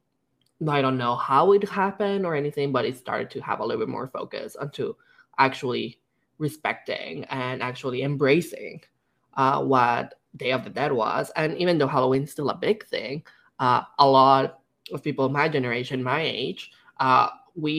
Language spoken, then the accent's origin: English; Mexico; first language Spanish; English is a second language; moved away as an adult; now in Canada; growing up in Mexico